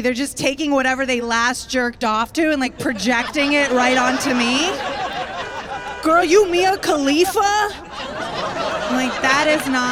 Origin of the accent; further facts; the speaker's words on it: Tampa, Florida, United States; now in Brooklyn, United States; I am originally from Tampa, Florida